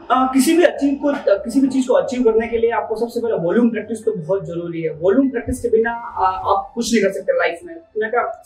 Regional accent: Banswara, Rajasthan, India; born there; मेरे great grand father Congress के एक लीडर थे बासवाड़ा में आ, उनके घर में मेरा पैदा हुआ हूँ नाइनटीन में

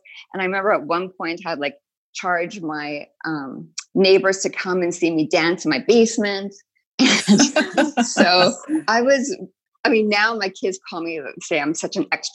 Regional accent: Winnipeg, Manitoba, Canada; I grew up in Winnipeg

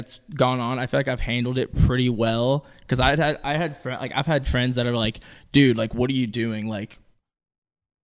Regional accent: Pensacola, Florida, United States; moved away as an adult; also born or lived in North Dakota / Los Angeles; now in Nashville, United States; where I grew up, Pensacola

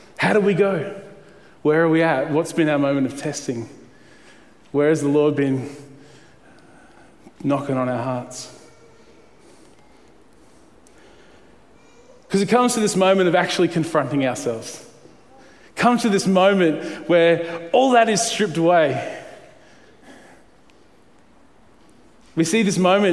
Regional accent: Queensland, Australia; I grew up in Queensland through the 80s

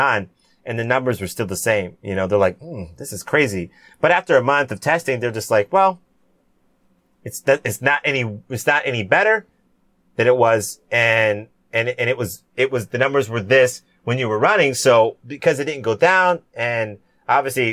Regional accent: San Diego, California, United States; also born or lived in Cayman Islands (ancestry) / Jamaica (ancestry); My dad served in the Navy for 15 years. We grew up in San Diego

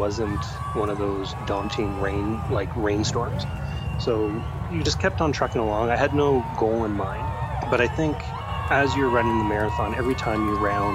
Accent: Ottawa, Ontario, Canada; also born or lived in Africa; I was born and raised in Ottawa, but my parents happened to work for the government and live overseas

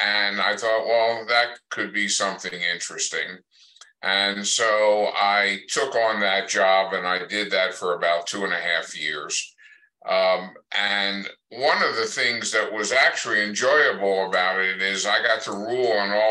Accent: Pennsylvania, United States; moved away as an adult; now in New Mexico, United States; went back to my home state of Pennsylvania

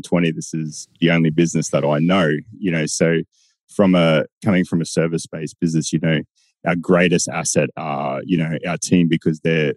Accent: Bowen, Queensland, Australia; I was born and bred in Bowen and went to school there.

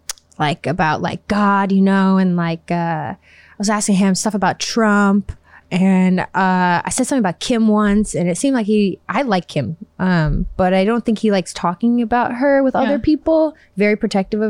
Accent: Chicago, Illinois, United States; I'm from Chicago

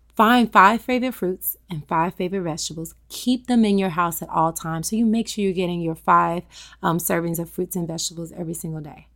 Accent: Tennessee, United States; I'm a Southern girl. I'm from Tennessee

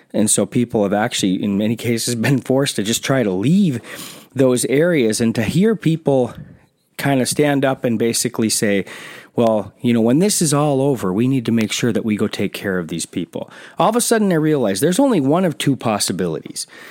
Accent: South Carolina, United States; I'm from South Carolina

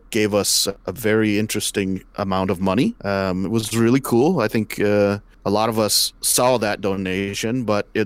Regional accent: California, United States; moved away; I'm from California

